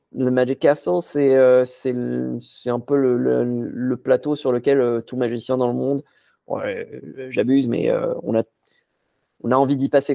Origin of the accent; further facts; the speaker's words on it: Casablanca, Casablanca-Settat, Morocco; j'ai grandi, j'ai grandi à Casablanca au Maroc